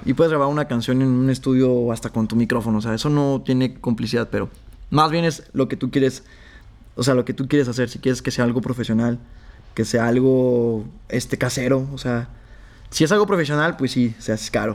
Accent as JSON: {"language": "Spanish", "region": "Zacatecas", "country": "Mexico", "moved": "yes", "lives_now": "León, Mexico", "said": "yo soy de Zacatecas."}